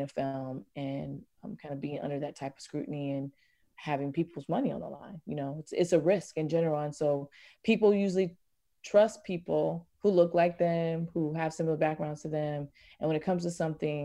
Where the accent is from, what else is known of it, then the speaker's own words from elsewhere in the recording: Virginia, United States; I'm from Virginia